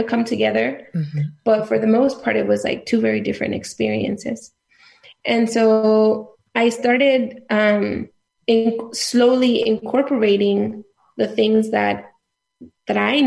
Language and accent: English; south of Nuevo León, Mexico; moved away; also born or lived in Mexico City; I grew up in the state of Nuevo León, which is a northern state. It's a border state. I grew up in the south of Nuevo León